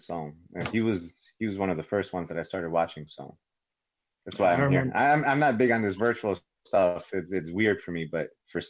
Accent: Chicago, Illinois, United States

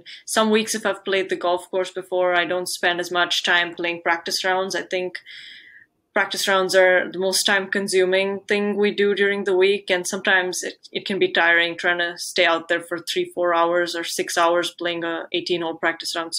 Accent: India; from India.

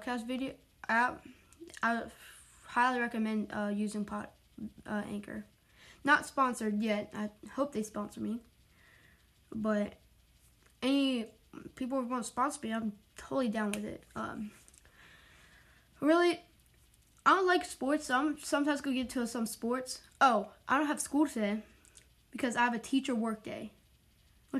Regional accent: Wilmington, North Carolina, United States; I'm from Wilmington, North Carolina

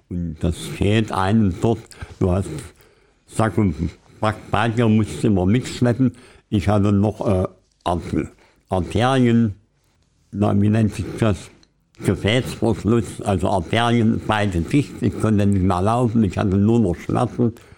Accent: Querfurt, Saxony-Anhalt, Germany; stamme aus, aus der Gegend Süden, südwestlich von Halle, 40 Kilometer weg, aus Querfurt heißt die Stadt

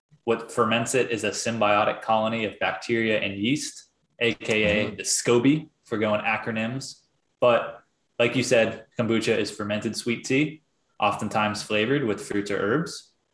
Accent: Florida, United States; born or raised there

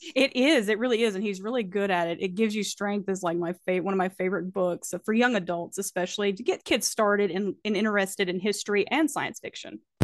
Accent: Alleghany County, North Carolina, United States; I am from Allegheny County, North Carolina. We're located in the Blue Ridge Mountains, and I've lived here all of my life.

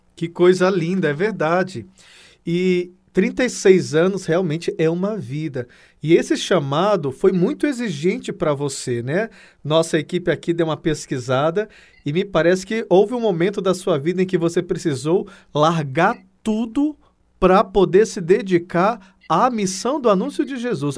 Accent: Acre, Brazil; o Acre é minha terra

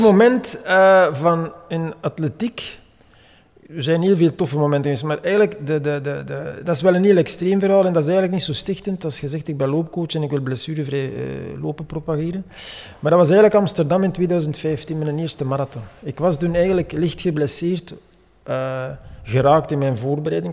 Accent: Hamme, Flanders, Belgium; ik ben eigenlijk van Hamme

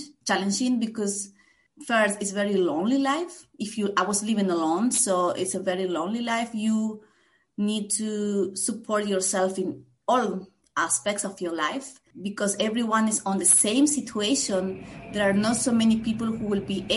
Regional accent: Santiago del Estero, Argentina; moved away as an adult; also born or lived in Buenos Aires, Argentina; now in Basel, Switzerland; I originally come from the north of Argentina, and my first big move was to from Santiago, my hometown, to Buenos Aires

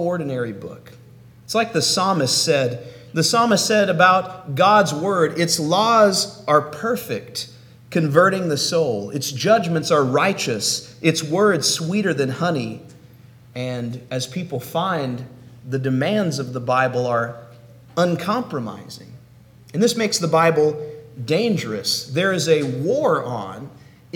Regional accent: Oklahoma, United States; now in Tallahassee, United States; I hail from Oklahoma, but right now I'm living in Florida in the city of Tallahassee

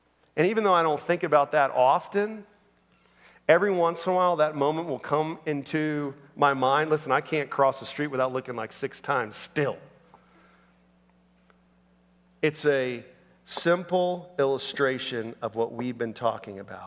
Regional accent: Orlando, Florida, United States; I grew up in Orlando, Florida

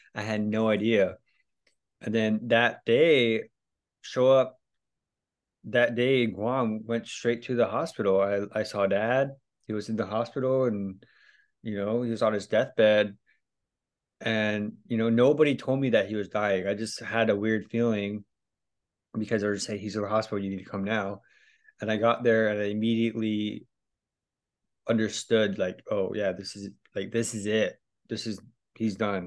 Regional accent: Hawaii, United States; moved away as an adult; also born or lived in California / Thailand; I'm just Hawaiian kid

